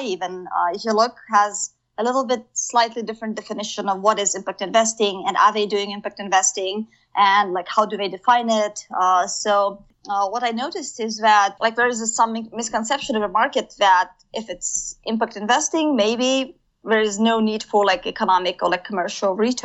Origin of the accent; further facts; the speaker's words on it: Kazakhstan; moved away as an adult; I came back to my home country, Kazakhstan